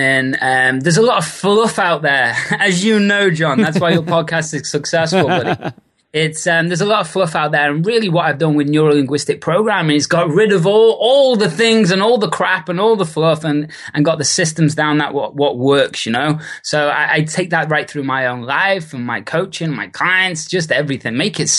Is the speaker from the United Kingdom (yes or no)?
yes; Liverpool, North West England, United Kingdom; moved away; also born or lived in Australia / New Zealand / Bali / California; originally from Liverpool in the UK, and I've been away now over 12 years and built businesses and lived in countries such as Australia, New Zealand, Bali, and lots of California for the past 6 years.